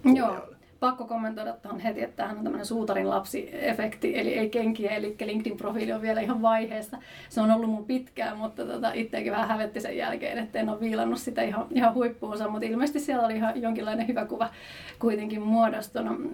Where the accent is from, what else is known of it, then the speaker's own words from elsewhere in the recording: Jyväskylä, Central Finland, Finland; Mä oon lähtöisin Jyväskylästä